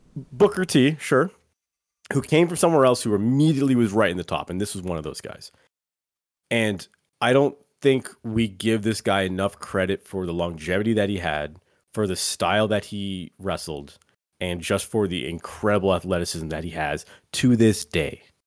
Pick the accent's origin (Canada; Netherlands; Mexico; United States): Canada; we're Canadian